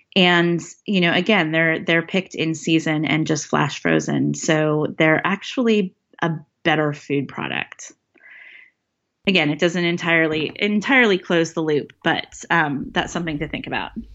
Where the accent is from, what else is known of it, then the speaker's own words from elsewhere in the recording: Northern California, United States; now in Seattle, United States; growing up in Northern California